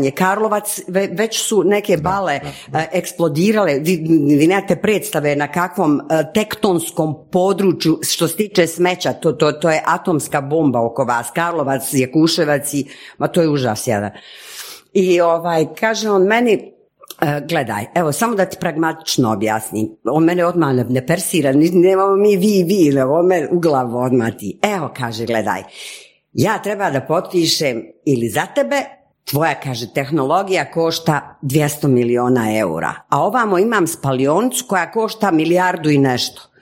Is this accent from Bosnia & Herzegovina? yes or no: yes; Sarajevo, Federation of Bosnia and Herzegovina, Bosnia & Herzegovina; moved away; also born or lived in Geneva, Switzerland / Zagreb, Croatia; ja kao Sarajka naravno odim prvo u Sarajevo